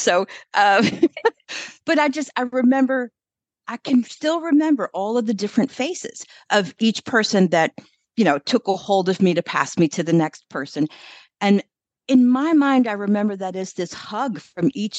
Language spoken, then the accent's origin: English; Louisville, Kentucky, United States; I was born and raised here in Louisville, Kentucky